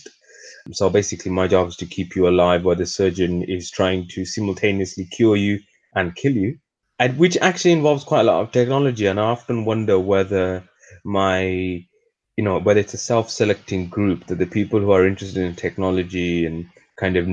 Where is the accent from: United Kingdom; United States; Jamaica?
United Kingdom; I am what I would like to call myself, the atypical British person in general. I have a myriad of backgrounds